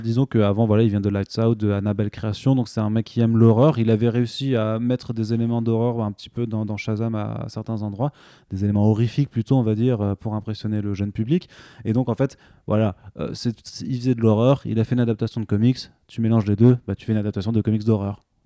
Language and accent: French; Alsace, Grand Est, France; Je suis alsacien